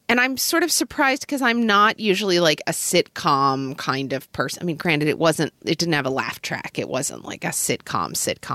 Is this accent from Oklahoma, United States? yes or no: yes; Oklahoma, United States; growing up in Oklahoma